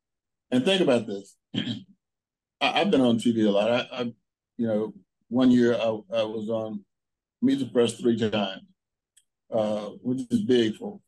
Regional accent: Kansas City, Missouri, United States; I know people in my hometown in Kansas City who get up in the morning, get some coffee.

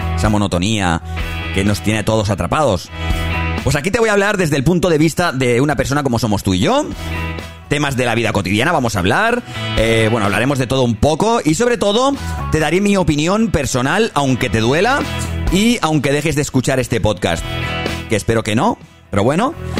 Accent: Barcelona, Catalonia, Spain; soy de Barcelona

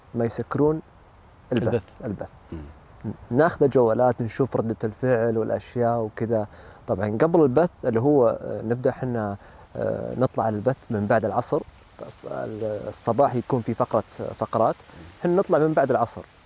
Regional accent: Saudi Arabia; انا سعودي وامي لبنانيه

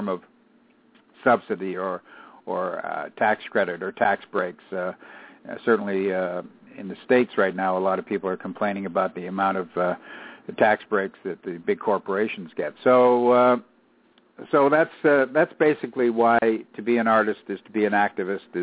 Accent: Canada; I'm Canadian

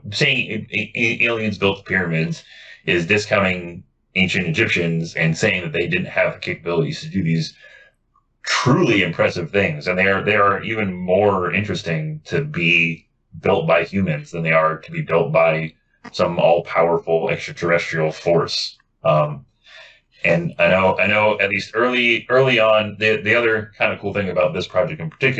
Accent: United States; I'm American

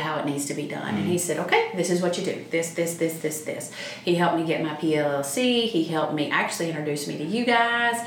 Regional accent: Wythe County, Virginia, United States; also born or lived in Bristol, Tennessee / Roanoke, Virginia; now in Franklin County, United States; Wythe County where I grew up

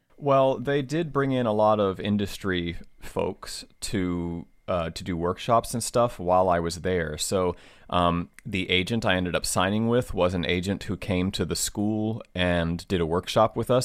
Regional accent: Southwest Virginia, United States; also born or lived in Washington, D.C.; now in Los Angeles, United States; I grew up in Virginia, like Southwest Virginia

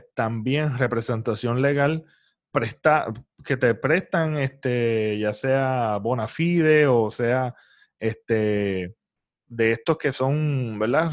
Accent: Puerto Rico; nosotros como boricuas

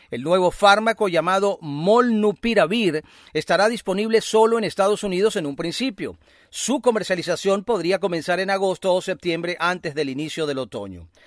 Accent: Venezuela; sentirnos orgullosos también con, ese, con eso que has dicho al final, somos eh, venezolanos.

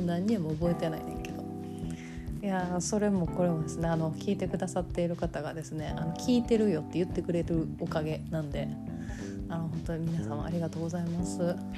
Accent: Kansai, Japan; accent: Kansai-ben

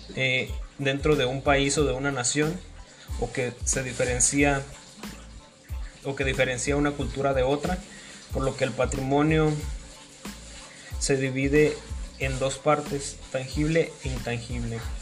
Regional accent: Mexico; un tipo de, leyenda muy famoso en mi país

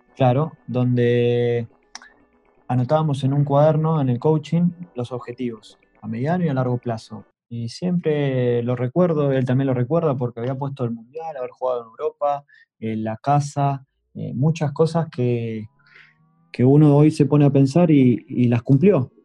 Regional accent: Argentina; now in Netherlands; sos argentino

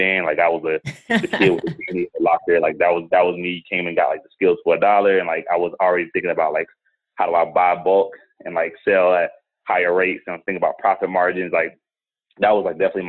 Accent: Atlanta, Georgia, United States; I grew up in Atlanta, Georgia, grew up with my grandparents

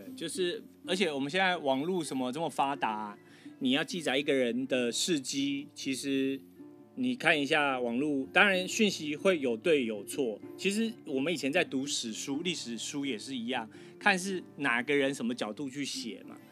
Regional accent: Taiwan; now in United States; 我们台湾人都是讲老罗斯福啦

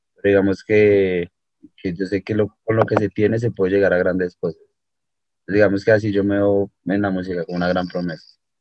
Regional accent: Bogotá, Colombia; also born or lived in Miami; la mayor parte de mi vida he pasado en, aquí en Bogotá, de Colombia

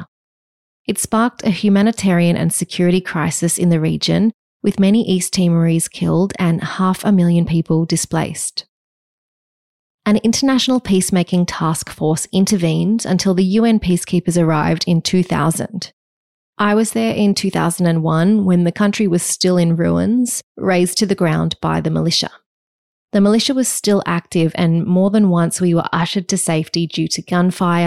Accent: Wagga Wagga, New South Wales, Australia; I grew up in Wagga Wagga, the child of two teachers.

